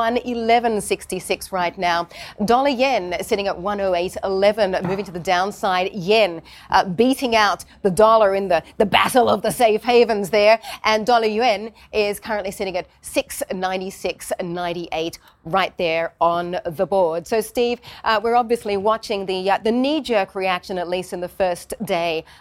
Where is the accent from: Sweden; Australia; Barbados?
Australia; moved away; my home country of Australia